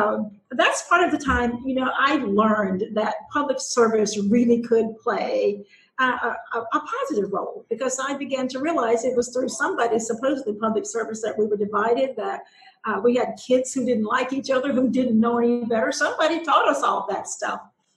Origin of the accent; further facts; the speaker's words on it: the South, United States; which is what I've had to do as a politician and largely even as a person growing up in the South.